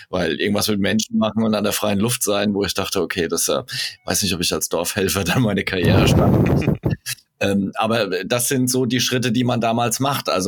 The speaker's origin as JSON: {"language": "German", "region": "Hesse", "country": "Germany", "said": "Zumindest bei uns in Hessen ist das, äh, glaube ich, immer noch so."}